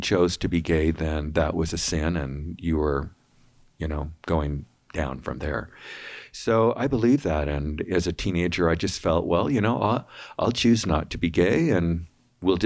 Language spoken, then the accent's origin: English; West Valley City, Utah, United States; also born or lived in Sugar House; now in Riverton, United States; I grew up in West Valley. I was the oldest